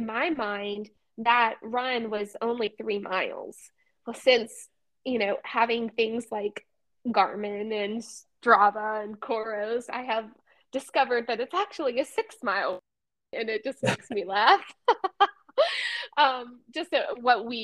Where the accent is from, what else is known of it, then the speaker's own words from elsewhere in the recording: Birmingham, Alabama, United States; I grew up in Birmingham, Alabama